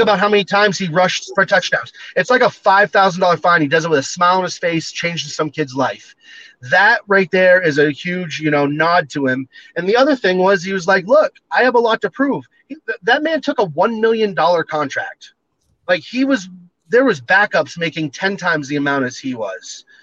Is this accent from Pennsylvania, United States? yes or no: no; Standish, Maine, United States; now in Montana, United States; It's in Standish, Maine. That's my that's my family's apple orchard.